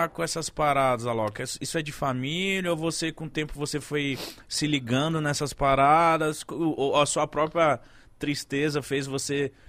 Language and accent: Portuguese; Belém, Pará, Brazil; Pô, eu sou de Belém, minha avó tem, é indígena e tal.